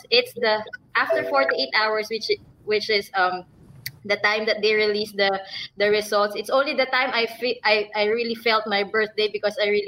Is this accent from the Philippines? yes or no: yes; Philippines; Um, I was born and raised in the Philippines